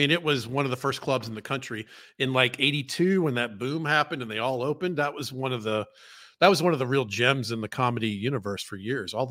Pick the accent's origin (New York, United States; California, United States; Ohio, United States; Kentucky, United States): Kentucky, United States; Louisville; What's the matter? I'm from Kentucky.